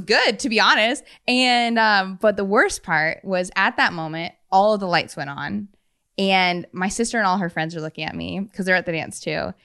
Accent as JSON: {"language": "English", "town": "Madison", "region": "Wisconsin", "country": "United States", "tie": "born or raised there", "said": "I grew up in Madison"}